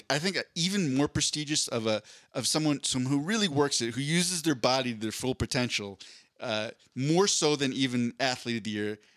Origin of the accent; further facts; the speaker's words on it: Philadelphia, Pennsylvania, United States; grew up in Philadelphia